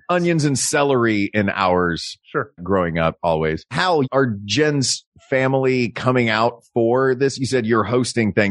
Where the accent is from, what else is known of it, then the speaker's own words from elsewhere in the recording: Tennessee, United States; almost identical to the recipe yeah. that I grew up with in Tennessee.